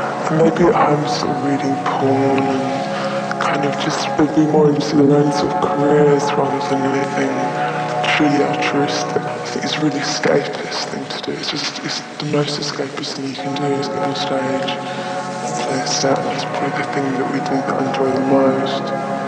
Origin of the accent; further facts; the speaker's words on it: Guildford, United Kingdom; And when I grew up in Guildford, sort of East London suburbs, and there was nothing to do, nothing to sort of really aspire to.